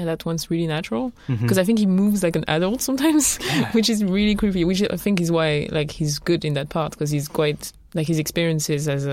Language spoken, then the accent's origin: English; France; when I was growing up in France